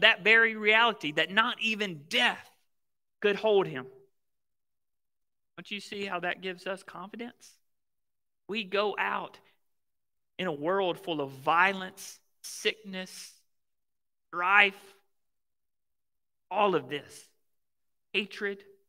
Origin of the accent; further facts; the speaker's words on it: Mississippi, United States; I grew up in Mississippi, right? The Bible Belt.